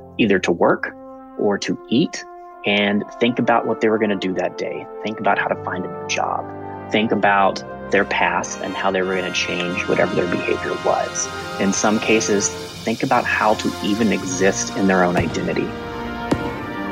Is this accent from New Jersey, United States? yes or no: no; Aiken, South Carolina, United States; my hometown of Aiken, South Carolina